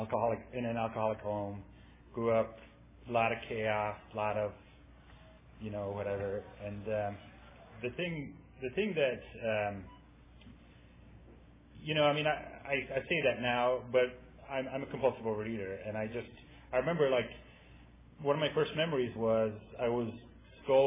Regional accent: Ireland; now in San Francisco, United States; I'm from Ireland. I grew up there. That's why I talk funny.

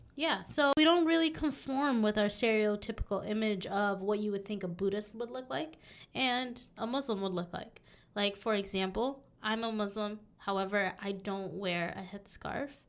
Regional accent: Southern California, United States; moved away as an adult; also born or lived in South Dakota / Texas; now in Minnesota, United States; I actually was born in South Dakota. Uh, I grew up in Southern California.

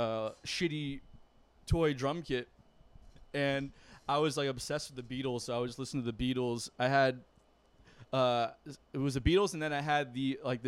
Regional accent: Broward County, Florida, United States; I did not really grow up in Miami. I grew up in Broward, right?

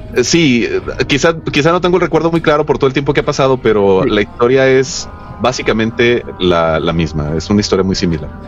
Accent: Los Mochis, Sinaloa, Mexico; Yo soy, yo soy nativo de los Mochis Sinaloa.

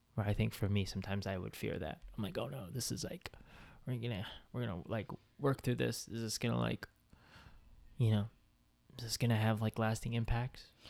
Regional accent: the Bay Area, California, United States; moved away as an adult; now in Southern California, United States; I'm from the Bay. Those are my roots

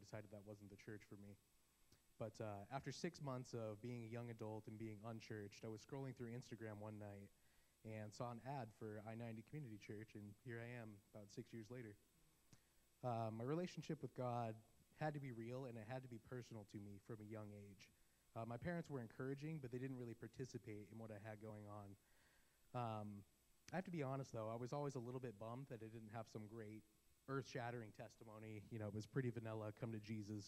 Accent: Arizona, United States; I was born in Arizona to a family that I would describe as lukewarm

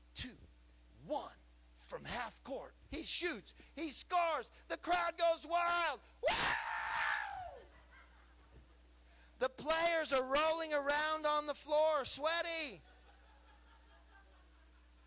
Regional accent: California, United States; now in Texas, United States; I'm just a little California boy

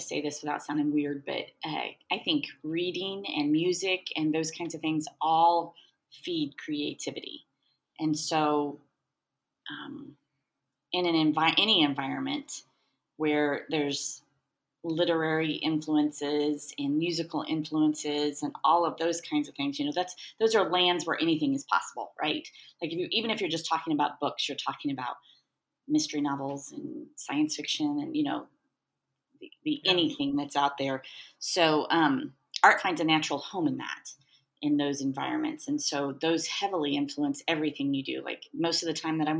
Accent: Overland Park, Kansas, United States; I'm pretty much a Kansas City native. I grew up in Overland Park

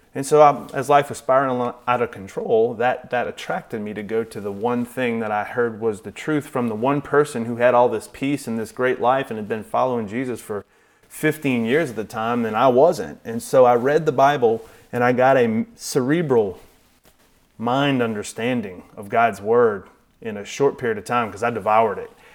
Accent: New Orleans, Louisiana, United States; grew up, like Mark said, in a suburb of New Orleans

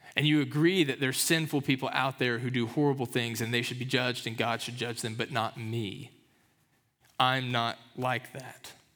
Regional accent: Kentucky, United States; moved away; growing up in Kentucky

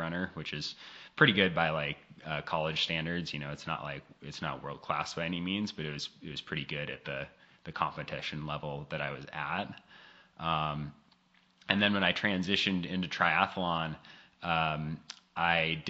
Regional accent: Seattle, Washington, United States; now in Eastern Oregon, United States; I'm actually from the Seattle area, but I live out in Eastern Oregon

